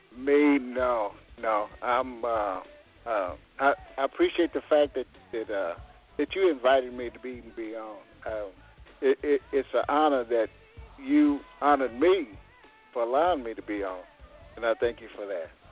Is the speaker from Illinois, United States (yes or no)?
no; Caldwell, Texas, United States; also born or lived in Wichita, Kansas; now in Kansas City, United States; We was, we was born in Caldwell